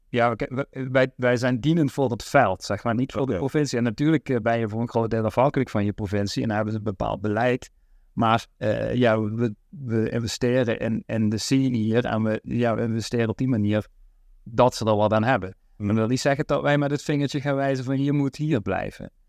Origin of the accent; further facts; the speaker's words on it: Oirsbeek, Limburg, Netherlands; waar ik ben opgegroeid in, in Oorsbeek, het mooiste dorp van, van Nederland